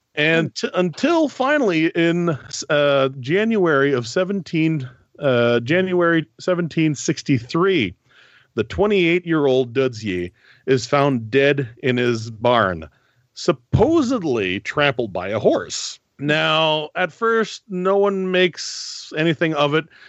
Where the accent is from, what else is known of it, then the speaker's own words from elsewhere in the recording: Northern Ontario, Canada; accent: Northern Ontario; now in Quebec City, Canada; I'm originally from Northern Ontario, uh, and I'm French-Canadian, despite the goofy Northern Ontario accent